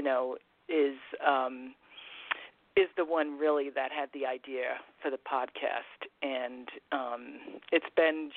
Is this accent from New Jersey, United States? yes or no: no; Massachusetts, United States; I'm from Massachusetts